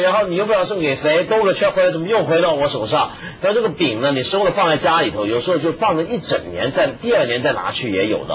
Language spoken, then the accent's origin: Chinese; Guangdong, China; 你们都不知道这个，我们广东。